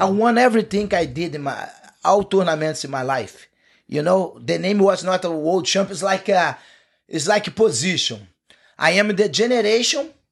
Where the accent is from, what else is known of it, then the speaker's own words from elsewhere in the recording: Teresópolis, Rio de Janeiro, Brazil; English is a second language; moved away as an adult; I grew up there. I went there. I went to be my my hometown where, where I left with 14 years old. Mm. It's not in Rio. Live like two hours from Rio, a city in the mountains